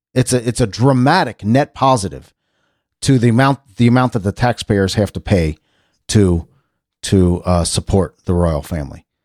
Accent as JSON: {"language": "English", "country": "United States", "said": "I'm very American and, and very pro-America"}